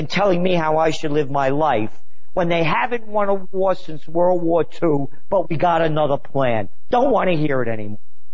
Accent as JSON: {"language": "English", "town": "New York City", "region": "New York", "country": "United States", "tie": "born or raised there", "said": "I was born in the Bronx"}